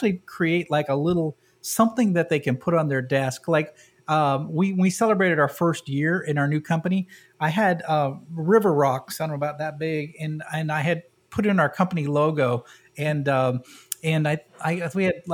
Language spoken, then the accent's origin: English; New England, United States; moved away; I'm from New England